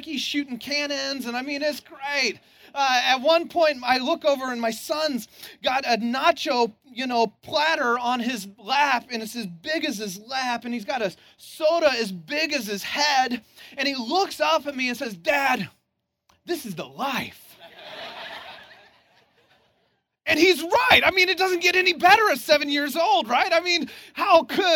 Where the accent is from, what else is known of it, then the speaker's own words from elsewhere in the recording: Santa Cruz, California, United States; I'm from Santa Cruz originally